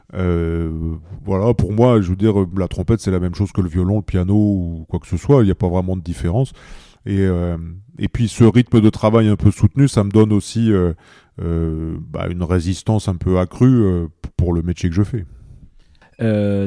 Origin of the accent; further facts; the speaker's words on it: Pas-de-Calais, Hauts-de-France, France; moved away; also born or lived in Paris; j'ai commencé dans le Pas-de-Calais, dans mon village natal